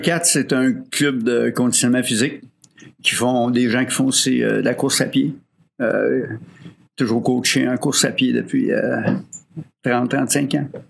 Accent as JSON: {"language": "French", "town": "Rosemère", "region": "Quebec", "country": "Canada", "tie": "born or raised there", "also_born_or_lived": "Baie-Comeau", "said": "je viens de Rosemère, Sainte-Thérèse"}